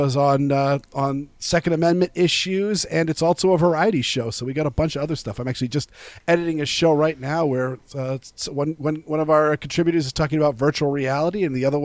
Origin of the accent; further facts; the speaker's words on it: Portland, Maine, United States; I grew up in the Portland, Maine region, which is extremely liberal white suburbia